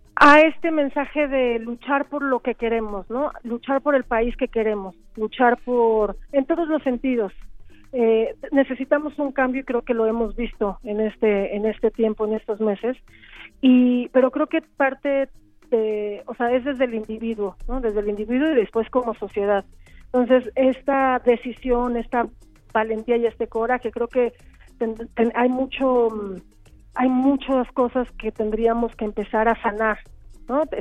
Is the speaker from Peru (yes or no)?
no; Mexico; nosotros como mexicanos